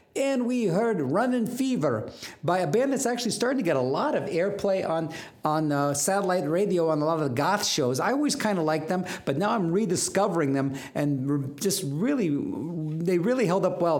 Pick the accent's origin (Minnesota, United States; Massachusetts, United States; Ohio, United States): Ohio, United States; growing up in Ohio